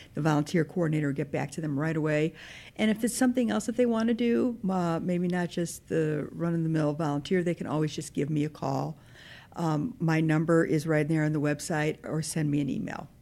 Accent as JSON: {"language": "English", "town": "Park Ridge", "region": "Illinois", "country": "United States", "lives_now": "Northfield, United States", "said": "I am from Park Ridge"}